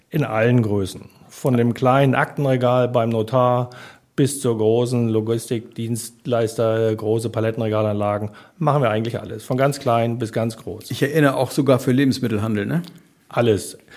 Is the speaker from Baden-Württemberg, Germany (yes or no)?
no; Hamburg, Germany; meine Frau kam aus Hamburg, wollte zurück nach Hamburg ich komme aus Hamburg, wollte auch zurück nach Hamburg